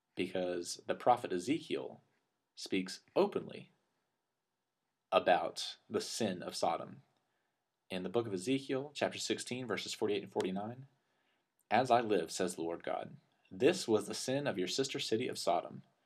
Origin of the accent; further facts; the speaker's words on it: Lubbock, Texas, United States; my high school in my hometown